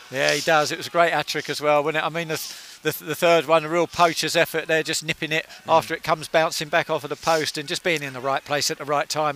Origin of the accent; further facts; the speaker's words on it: Hitchin, East of England, United Kingdom; It's my hometown